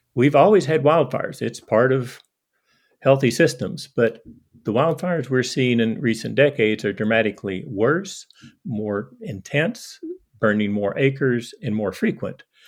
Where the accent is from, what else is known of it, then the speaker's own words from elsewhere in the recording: eastern Kentucky, United States; moved away as an adult; now in Hardin, United States; I grew up in eastern Kentucky, not Appalachia, but the, the foothills of Appalachia